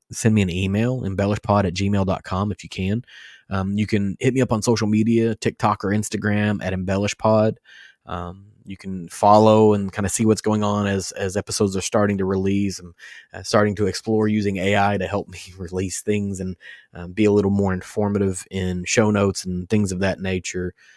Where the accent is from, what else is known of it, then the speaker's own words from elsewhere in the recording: Western Kentucky, United States; I'm from Western Kentucky.